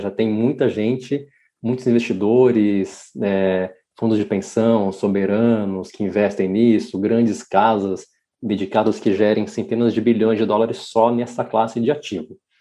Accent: interior of São Paulo state, Brazil; moved away as an adult; now in São Paulo, Brazil; Eu vim para São Paulo ah, para fazer minha faculdade, sou do interior de São Paulo.

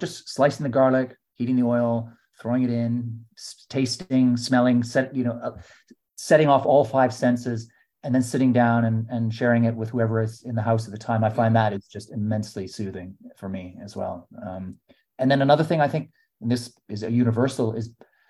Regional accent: Canada; now in London, United Kingdom; as a Canadian

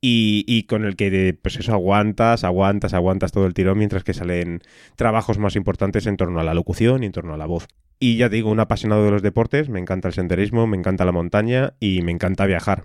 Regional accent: Madrid, Community of Madrid, Spain; soy de, de Madrid, del barrio de San Blas

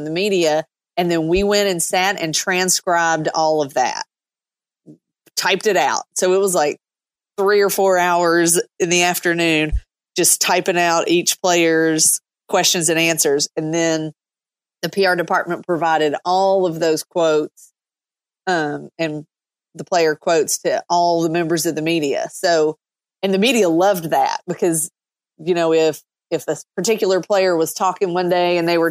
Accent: South Central Kentucky, United States; moved away as an adult; now in Tampa, United States; I grew up in South Central Kentucky, which is about an hour and a half north of Nashville

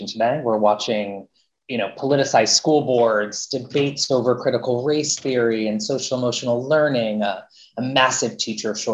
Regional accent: Miami, Florida, United States; also born or lived in New York City; now in Boston, United States; I grew up in Miami and currently live in Boston, Massachusetts

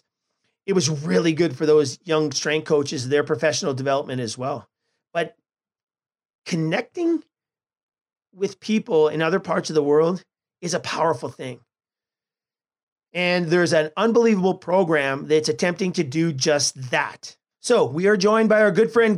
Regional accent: Canada; we are from Canada

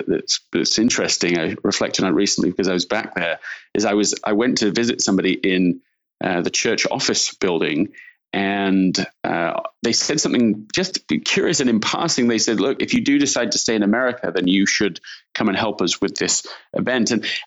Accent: Leeds, Yorkshire and the Humber, United Kingdom; also born or lived in London; Yeah, I'm from London, England originally, and grew up in Leeds in Yorkshire in the north of England.

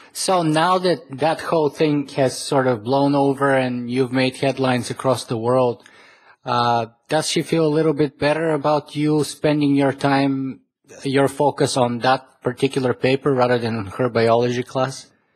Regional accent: Canada; I am Canadian

